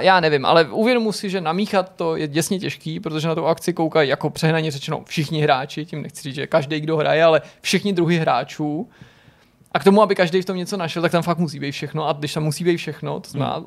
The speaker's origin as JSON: {"language": "Czech", "country": "Czechia", "also_born_or_lived": "Prague", "said": "my jako Češi"}